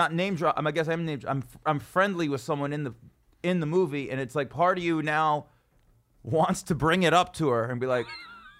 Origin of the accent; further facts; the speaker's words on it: Dallas, Texas, United States; Yeah, I was born and raised in Dallas.